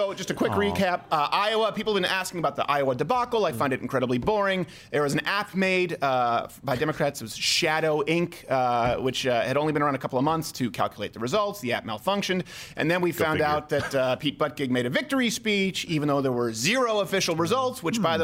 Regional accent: Montreal, Quebec, Canada; I'm from Montreal

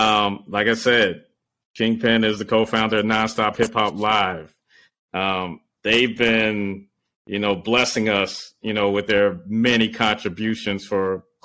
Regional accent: Beaufort, South Carolina, United States; I'm from Beaufort. I'm from St. Helena.

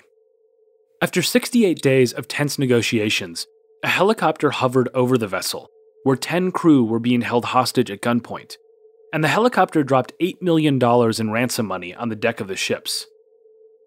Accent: Minneapolis, Minnesota, United States; my hometown of Minneapolis, Minnesota

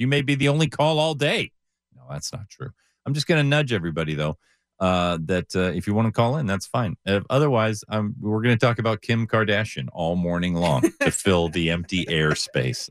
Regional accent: Southern California, United States; I grew up in Southern California

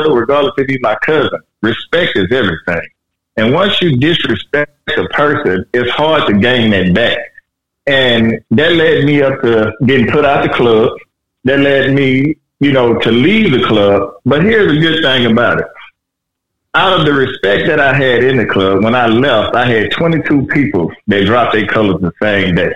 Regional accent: Louisiana, United States; moved away; also born or lived in California; me coming from the South, I'm originally from Louisiana.

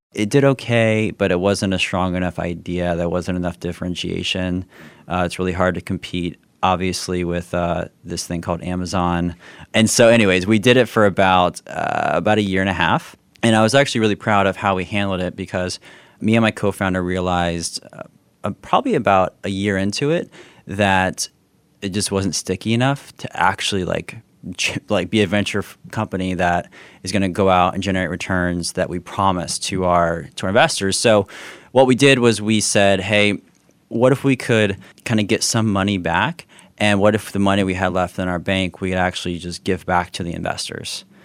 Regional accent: South Florida, United States; I grew up down in South Florida, so as close to Haiti.

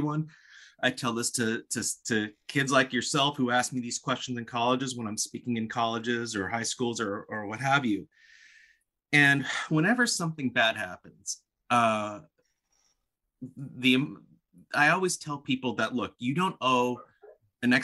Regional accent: Palos Verdes, California, United States; I grew up in Palos Verdes, California.

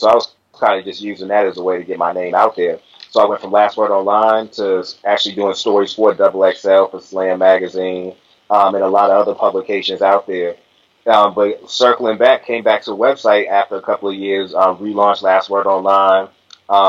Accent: Boston, Massachusetts, United States; Boston, Massachusetts, you know, like I say, through and through, that was born and raised

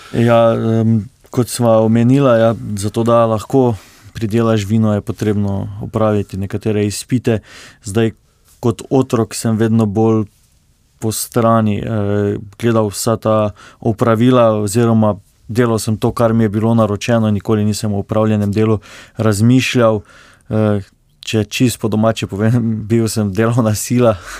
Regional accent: Slovenia; mi, slovenci

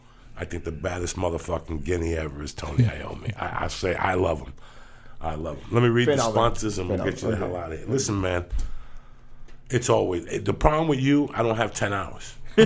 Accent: Cuba; English is a second language; He knows that I'd learned how to speak English when I came from Cuba watching Dick Van Dyke.

